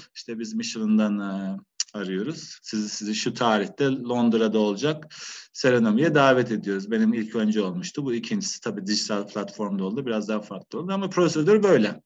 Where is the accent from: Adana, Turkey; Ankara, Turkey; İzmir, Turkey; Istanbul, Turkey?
Ankara, Turkey; moved away as an adult; also born or lived in Ireland / Amsterdam, Netherlands; now in Baltimore, Ireland; Ben Ankaralıyım.